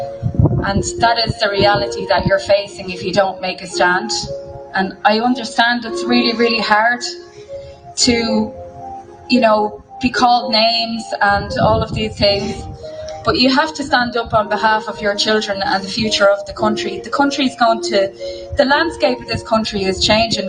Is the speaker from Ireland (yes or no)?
yes; Dublin, Leinster, Ireland; I'm from Dublin, but I come to Mayo every weekend